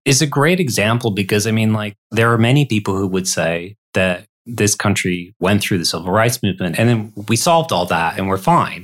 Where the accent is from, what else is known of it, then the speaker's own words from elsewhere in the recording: Detroit, Michigan, United States; That's my hometown